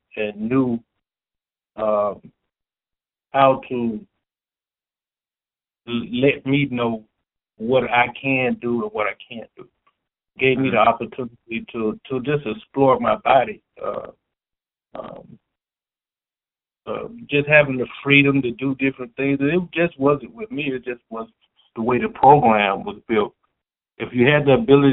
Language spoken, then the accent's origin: English; Southwest Georgia, United States; also born or lived in Cincinnati, Ohio; to Southwest Georgia, to my hometown